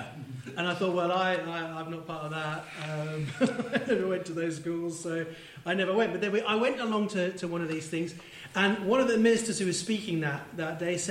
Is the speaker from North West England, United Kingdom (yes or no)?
yes; Manchester, North West England, United Kingdom; Yeah, I grew up in Manchester. Yeah, I'm originally from the northeast.